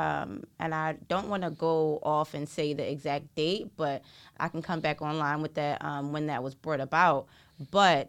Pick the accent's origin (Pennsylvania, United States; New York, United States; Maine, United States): Pennsylvania, United States; Philadelphia; I was born and raised in West Philly.